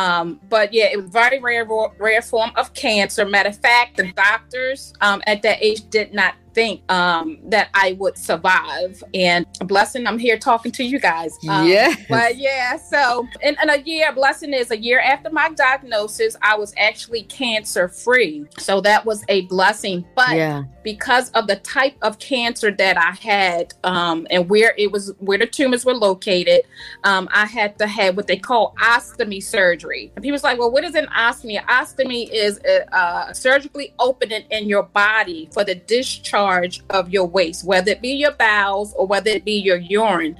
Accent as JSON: {"language": "English", "town": "Baltimore", "region": "Maryland", "country": "United States", "tie": "born or raised there", "said": "So I'm from Baltimore, Maryland. I grew up in Southwest Baltimore, now reside in West Baltimore"}